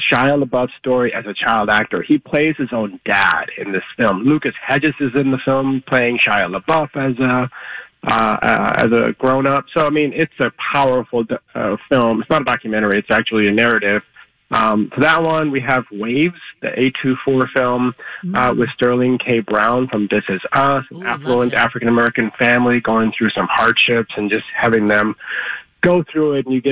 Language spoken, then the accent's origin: English; India; now in United States; I was born in India